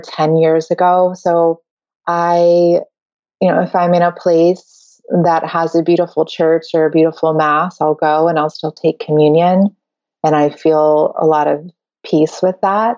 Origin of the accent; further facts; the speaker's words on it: Connecticut, United States; also born or lived in New York City, New York, United States; I grew up in, I was born in New York City, and then my family moved out to the suburbs in Connecticut, just outside of New York City.